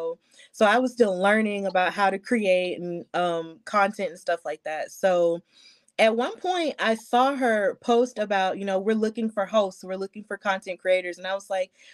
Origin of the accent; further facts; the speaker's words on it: Birmingham, Alabama, United States; I'm from Birmingham, Alabama. So I was raised knowing the value of standing up for others